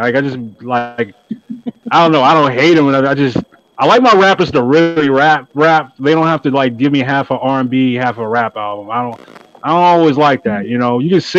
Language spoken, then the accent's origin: English; the South, United States; coming from the South, it's crazy. I'm from the South saying that, but it's true.